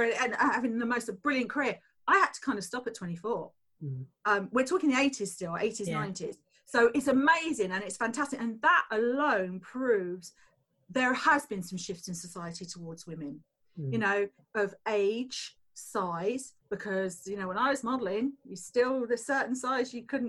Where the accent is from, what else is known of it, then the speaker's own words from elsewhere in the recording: Tunbridge Wells, South East England, United Kingdom; I came from a council estate in Tunbridge Wells